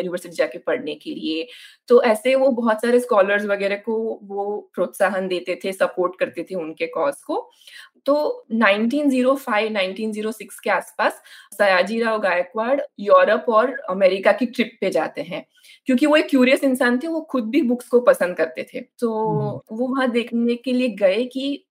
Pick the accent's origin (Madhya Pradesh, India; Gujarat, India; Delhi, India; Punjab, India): Gujarat, India; Navsari; मैं जब बचपन में जो लाइब्रेरी में जाती थी वो इसी मूवमेंट के अंदर 1910 में बनाई गई एक लाइब्रेरी थी मेरे शहर हम्म। जो नवसारी करके जो साउथ गुजरात में है